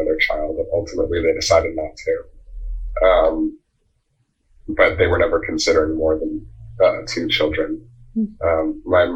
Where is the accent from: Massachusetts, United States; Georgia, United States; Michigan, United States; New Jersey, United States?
New Jersey, United States; I'm from Jersey, like the suburbs, like 40 minute train ride from New York City